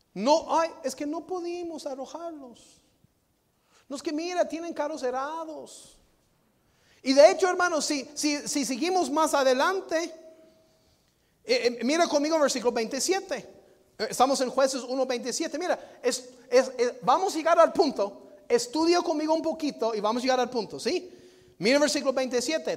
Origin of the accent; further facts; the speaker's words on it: Lewisville, Texas, United States; Louisville, Texas, donde yo nací